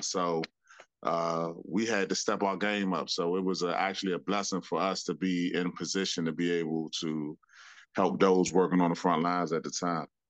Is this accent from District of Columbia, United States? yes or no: yes; Washington, District of Columbia, United States; I'm a, a native Washingtonian. Um, I grew up in Washington D.C., Northeast Washington D.C.